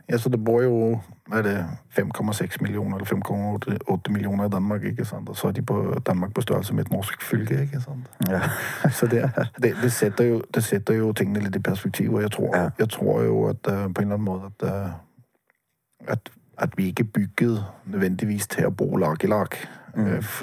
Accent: Bergen, Vestland, Norway; Det liker jeg som bergenser

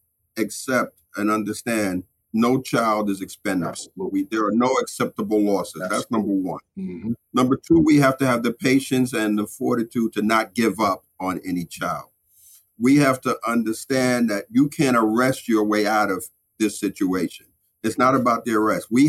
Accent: New York City, New York, United States; I grew up in the Sumner Projects or I grew up in Bed-Stuy

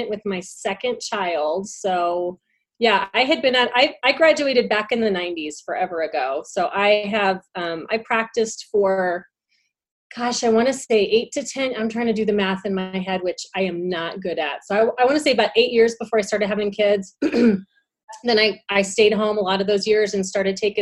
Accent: Southern California, United States; I'm originally from Southern California. And so I went to Cal State Fullerton in Orange County. So it's a commuter school. So I didn't live there. I kind of commuted every day

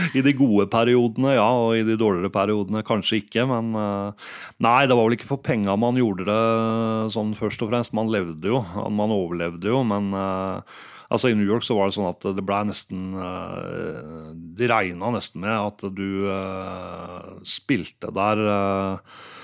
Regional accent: Geilo, Buskerud, Norway; jeg er fra Geilo.

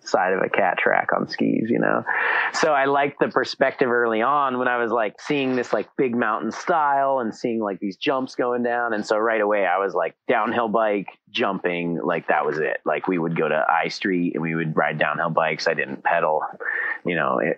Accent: Alta, Wyoming, United States; moved away as an adult; also born or lived in Salt Lake City, Utah; I grew up in Alta, Wyoming.

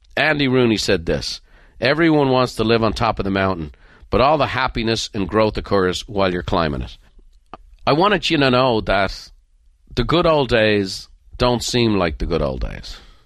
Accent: Ireland; moved away; Being Irish

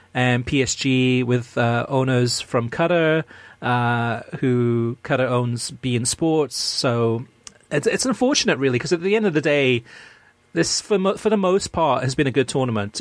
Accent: United States; I'm American, which I am

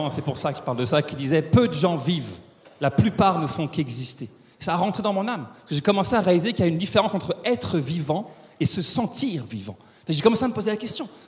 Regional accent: France; now in Quebec, Canada; oui je suis français, ça fait 15 ans que je vis au Québec, que ça se peut qu'il y ait des mots ou des expressions québécoises qui sortent de ma bouche ce soir.

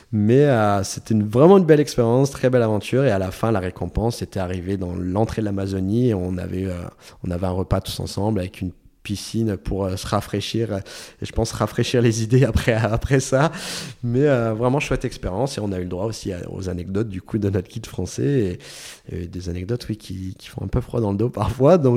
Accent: France; enfin, en tant que Français, quelque chose comme ça en France, la route est fermée, c'est tout.

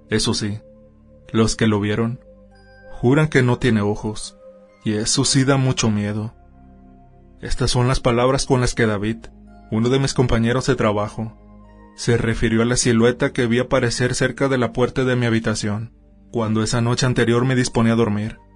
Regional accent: Peru; soy originario de Perú.

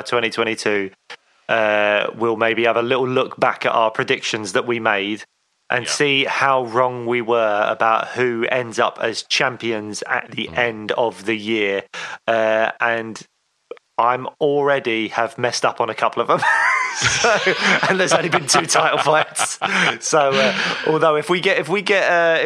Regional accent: United Kingdom; I'm a British MMA fan

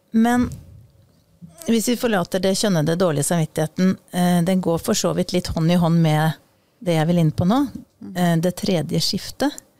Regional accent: Eastern Norway, Norway; accent: østlending (Eastern Norwegian); jeg er østlending

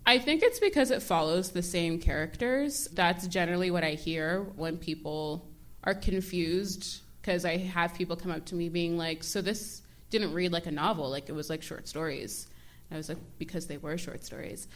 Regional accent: Toronto, Ontario, Canada; also born or lived in Brampton / Maple / New York; Um, I grew up sort of all around Toronto

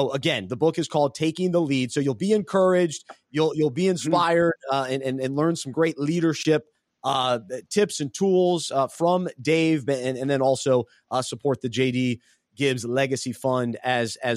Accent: Weddington, North Carolina, United States; I grew up in Weddington, so I went to Weddington

